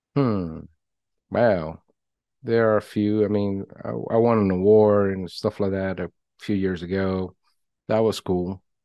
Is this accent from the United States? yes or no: no; Venezuela; moved away; I was born in Venezuela, if we go way back